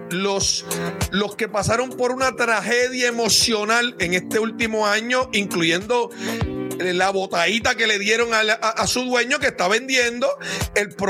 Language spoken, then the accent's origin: Spanish; Orlando, Florida, United States; la gente de Orlando, Orlando Magic, de Orlando, nosotros somos de Orlando, te queremos, te adoramos.